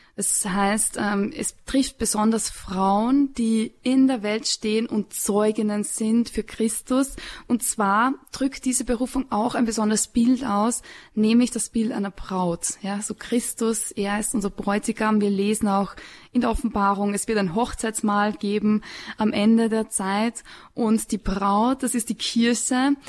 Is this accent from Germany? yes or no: no; Upper Austria, Austria; now in Salzburg, Austria; ich komme aus Oberösterreich, ich komme vom Land